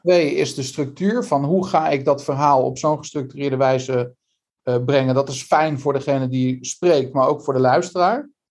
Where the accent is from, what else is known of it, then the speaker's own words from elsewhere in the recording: Netherlands; ons als Hollanders